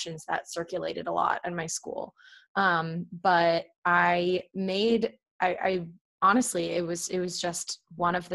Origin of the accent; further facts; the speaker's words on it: Alexandria, Virginia, United States; moved away as an adult; now in Cape Cod, United States; I grew up in Alexandria, Virginia